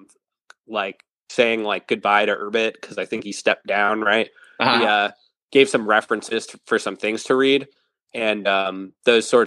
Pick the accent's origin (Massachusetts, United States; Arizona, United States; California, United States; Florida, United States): Massachusetts, United States; Western; I grew up in Western Mass